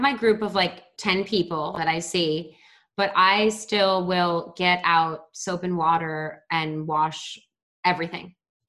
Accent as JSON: {"language": "English", "town": "Baltimore", "region": "Maryland", "country": "United States", "tie": "born or raised there", "also_born_or_lived": "New York", "lives_now": "Los Angeles, United States", "said": "I grew up in Baltimore. I lived in New York before living in LA. And then I've lived in Los Angeles I feel like it's almost 15 years now."}